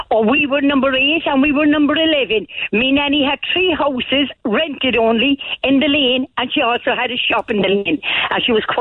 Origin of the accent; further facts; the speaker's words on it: Cork, Munster, Ireland; we came from Conway's Lane and we were a big family.